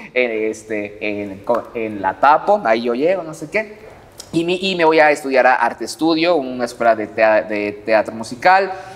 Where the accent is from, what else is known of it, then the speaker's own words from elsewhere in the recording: Puebla, Mexico; soy de Puebla